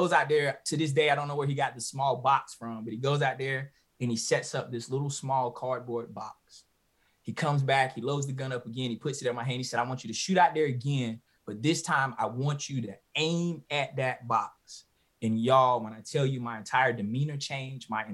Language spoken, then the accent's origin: English; Halifax County, North Carolina, United States; being born and bred in Halifax County, North Carolina, working on the farm